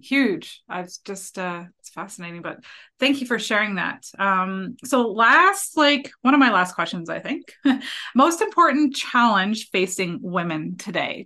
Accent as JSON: {"language": "English", "region": "Ontario", "country": "Canada", "said": "I'm from Ontario too"}